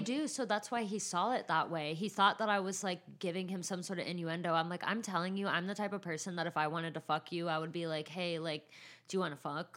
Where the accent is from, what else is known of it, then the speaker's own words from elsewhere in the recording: San Bernardino, California, United States; I'm from San Bernardino